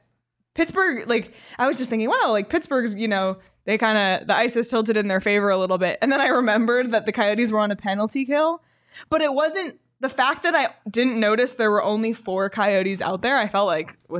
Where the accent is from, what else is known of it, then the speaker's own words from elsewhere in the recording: Canada; And it's cool for me too, like as a Canadian, getting to talk to Gunther and to Coach Tourigny